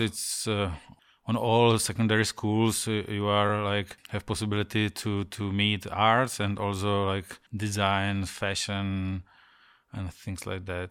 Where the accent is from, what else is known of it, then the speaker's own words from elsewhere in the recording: Ostrava, Moravian-Silesian Region, Czechia; English is a second language; now in Prague, Czech Republic; I was born in Ostrava in some prefab building, you know, everything was gray around